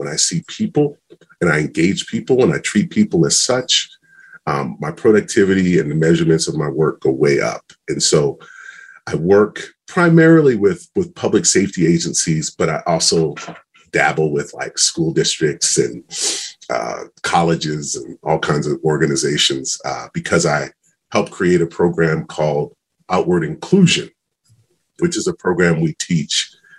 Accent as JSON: {"language": "English", "region": "Maryland", "country": "United States", "said": "I came from Maryland, came out to BYU, football scholarship, met my wife."}